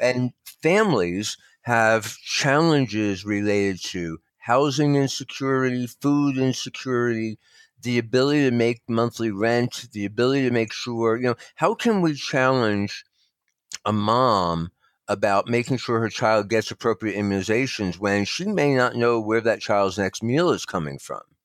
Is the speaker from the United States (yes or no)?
yes; New Jersey, United States; also born or lived in Northern Nevada; now in Nevada, United States; I'm from New Jersey originally